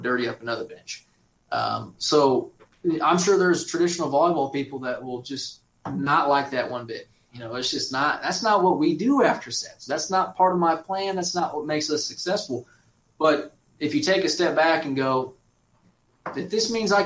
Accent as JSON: {"language": "English", "town": "St. George", "region": "Kansas", "country": "United States", "tie": "born or raised there", "said": "I grew up in St. George, Kansas"}